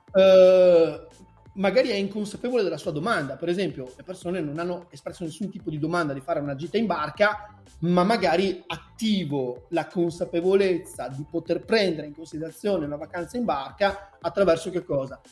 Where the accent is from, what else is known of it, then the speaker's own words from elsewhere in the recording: Veneto, Italy; sono veneto